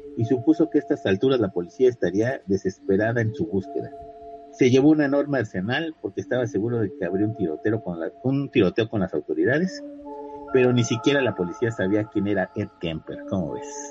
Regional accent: Mexico; nosotros como mexicanos

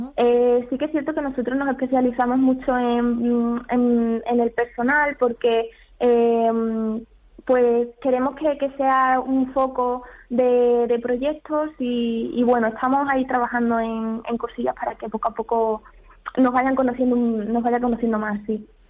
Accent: Don Álvaro, Extremadura, Spain; Yo soy de Don Álvaro

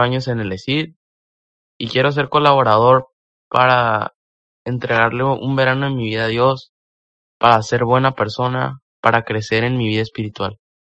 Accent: Piedras Negras, Coahuila, Mexico; soy de Piedras Negras, Coahuila

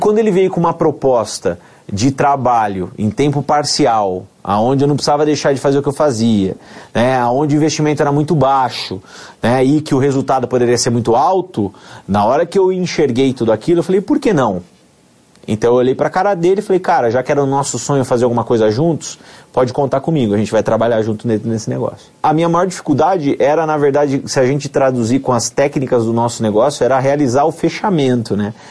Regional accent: Amparo, São Paulo, Brazil; also born or lived in Campinas; sou nascido em Campinas, né? passei toda a minha infância, adolescência em Amparo

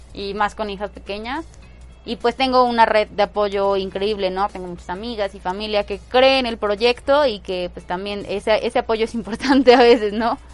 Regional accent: Puebla, Mexico; Yo pues soy súper poblana, nací en Puebla, en Puebla, Puebla y toda la vida he vivido aquí.

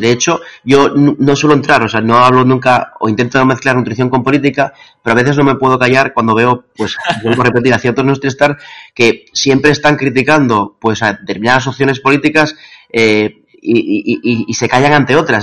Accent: Asturias, Spain; soy asturiano

